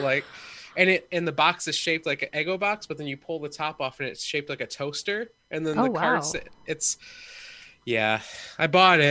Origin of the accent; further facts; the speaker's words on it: Michigan, United States; They know I'm from Michigan